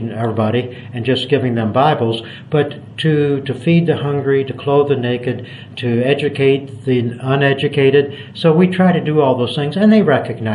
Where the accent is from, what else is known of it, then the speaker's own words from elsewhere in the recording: United States; moved away as an adult; now in Cambodia; from my accent that I was born in the United States.